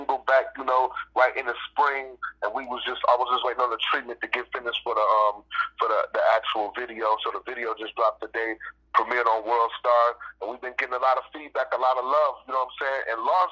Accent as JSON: {"language": "English", "town": "Muskegon", "region": "Michigan", "country": "United States", "tie": "born or raised there", "said": "I'm from Michigan, bro. It's a small city in Muskegon, Michigan"}